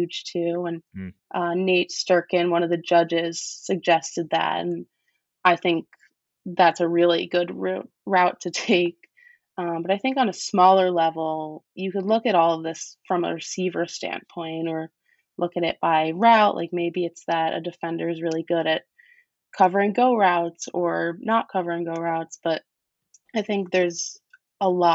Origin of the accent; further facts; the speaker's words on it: New York, United States; Grew up in New York. And I'm from New York